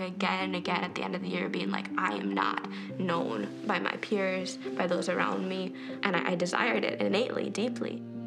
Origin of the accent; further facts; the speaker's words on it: Texas, United States; moved away as an adult; now in Kansas City, United States; I'm from Texas